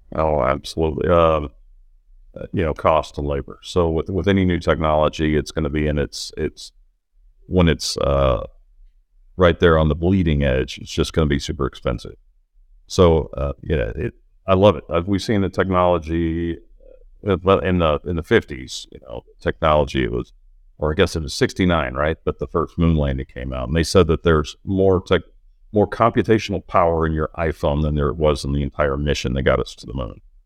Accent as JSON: {"language": "English", "town": "Norman", "region": "Oklahoma", "country": "United States", "tie": "born or raised there", "said": "I grew up in Norman, Oklahoma"}